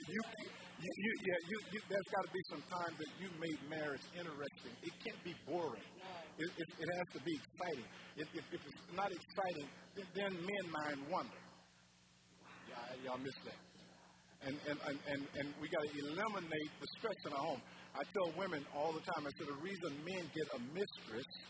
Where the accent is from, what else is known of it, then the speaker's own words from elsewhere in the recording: Mobile, Alabama, United States; moved away; And so I'm from Mobile originally